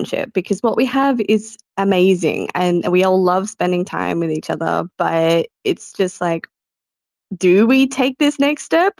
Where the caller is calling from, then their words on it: Australia; I'm calling from Australia.